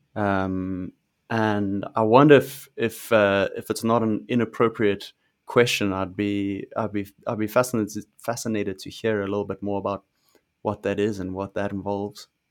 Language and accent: English; South Africa; I'm South African, I grew up in, in South Africa